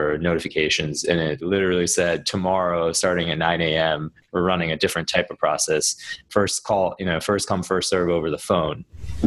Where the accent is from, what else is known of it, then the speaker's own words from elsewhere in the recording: Maryland, United States; also born or lived in Washington, D.C. / New York City; So I was born in Maryland, and so I was raised out here and went to school, college at GW in D.C.